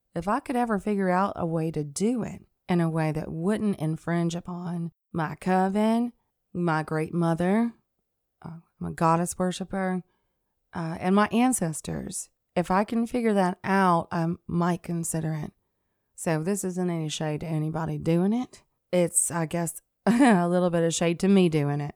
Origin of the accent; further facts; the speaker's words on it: Athens, Alabama, United States; moved away as an adult; also born or lived in Scottsboro, Alabama / Pisgah, Alabama / New Jersey; I was born and raised in Athens, Alabama.